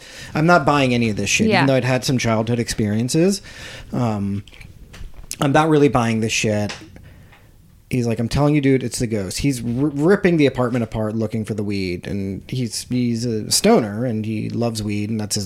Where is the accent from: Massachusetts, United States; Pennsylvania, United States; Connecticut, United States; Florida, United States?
Pennsylvania, United States; Harrisburg; Harrisburg, Pennsylvania, or just outside of it